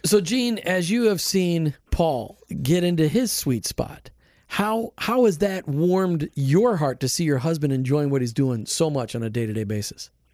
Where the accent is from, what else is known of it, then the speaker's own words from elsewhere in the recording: New Jersey, United States; moved away; also born or lived in Minnesota; I'm from New Jersey. Northeasterners, you know, we're tough